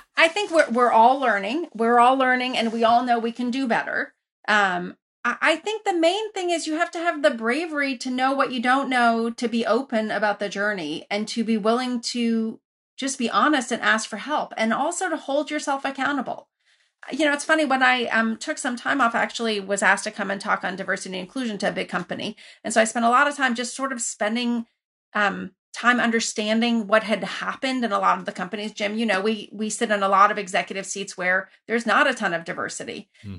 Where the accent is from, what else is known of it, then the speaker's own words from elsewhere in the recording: Iran; also born or lived in Lafayette, California, United States; now in United States; I grew up originally in Iran where you were connected to everybody